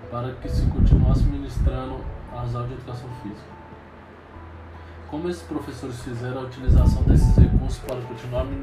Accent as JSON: {"language": "Portuguese", "town": "Brasília", "region": "Federal District", "country": "Brazil", "tie": "born or raised there", "said": "tenho 29 anos, sou natural de Brasília, solteiro, bacharel em educação física"}